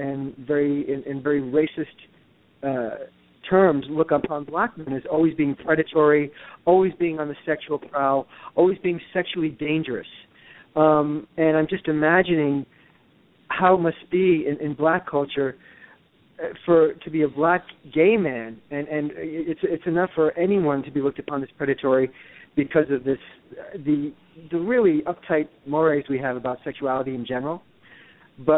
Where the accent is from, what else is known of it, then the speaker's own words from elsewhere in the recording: New York City, New York, United States; moved away as an adult; also born or lived in Los Angeles; now in Connecticut, United States; I grew up in New York, and then I lived in Los Angeles for 24 years